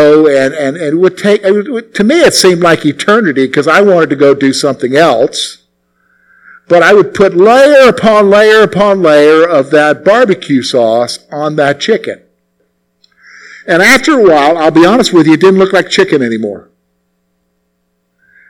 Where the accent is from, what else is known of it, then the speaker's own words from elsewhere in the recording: South Carolina, United States; as a boy growing up in the Carolinas, primarily in South Carolina